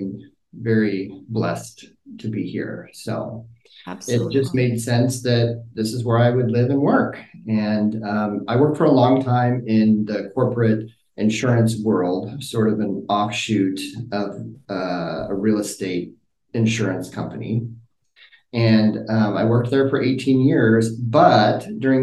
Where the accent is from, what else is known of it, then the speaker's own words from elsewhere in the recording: Rohnert Park, California, United States; also born or lived in Sebastopol, California; I was born and raised in Sonoma County, started in Roner Park